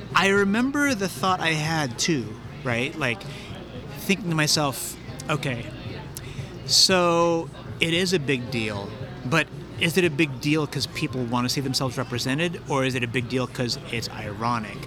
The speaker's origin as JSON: {"language": "English", "town": "San Francisco", "region": "California", "country": "United States", "also_born_or_lived": "Daly City / Colma / Tokyo", "said": "I'm from the Mission"}